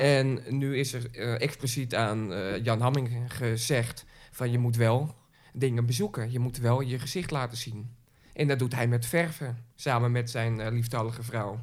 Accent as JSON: {"language": "Dutch", "town": "Zaandam", "region": "North Holland", "country": "Netherlands", "tie": "born or raised there", "said": "ik ben echte Zaankanter, eh, geboren en getogen in Zaandam"}